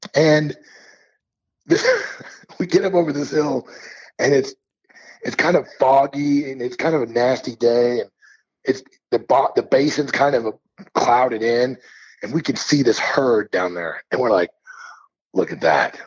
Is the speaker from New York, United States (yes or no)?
no; Missouri, United States; now in Montana, United States; I grew up in Missouri